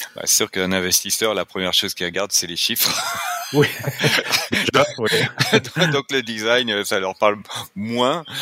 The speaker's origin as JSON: {"language": "French", "country": "France", "accent": "French (France)", "moved": "yes", "lives_now": "Quebec, Canada", "said": "je suis québécois, mais avec un accent français, donc bien de l'autre côté de l'Atlantique"}